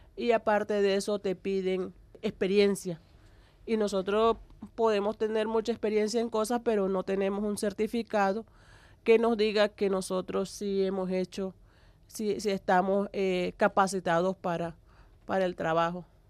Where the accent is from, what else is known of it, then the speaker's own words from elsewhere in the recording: Cesar, Colombia; now in La Guajira, Colombia; yo soy del Cesar. Yo soy de, un pueblo que queda al pie o en las estribaciones de la Sierra Nevada de Santa Marta